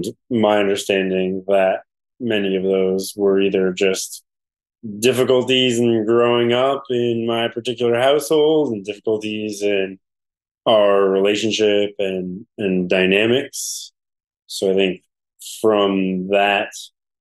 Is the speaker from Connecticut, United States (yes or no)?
yes; New Haven, Connecticut, United States; I grew up in Westville in New Haven